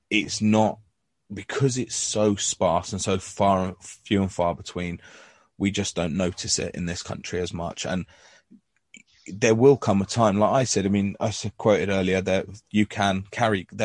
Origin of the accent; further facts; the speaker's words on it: England, United Kingdom; you know, because I, you know, I'm English.